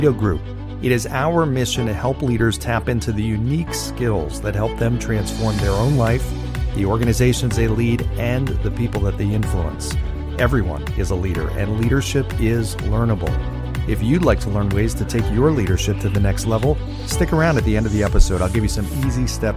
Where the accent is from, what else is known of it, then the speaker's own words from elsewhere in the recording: New Jersey, United States; also born or lived in Manalapan, New Jersey / Cherry Hill, New Jersey; I grew up in New Jersey